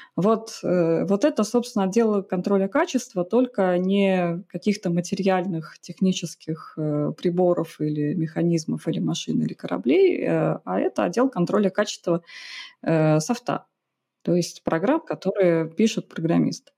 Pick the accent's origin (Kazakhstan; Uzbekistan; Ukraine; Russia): Russia; Saint Petersburg; Родом из Питера